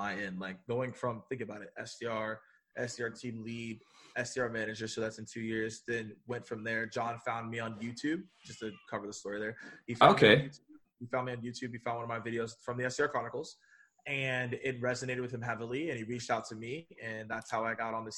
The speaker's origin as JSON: {"language": "English", "region": "the South", "country": "United States", "said": "So I'm from the South, so Southern hospitality"}